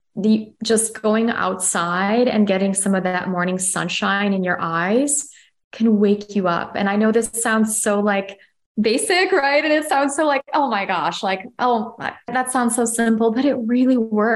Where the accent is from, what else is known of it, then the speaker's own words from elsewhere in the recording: Chicago, Illinois, United States; moved away; also born or lived in Amsterdam; I'm from Chicago and I've lived in Europe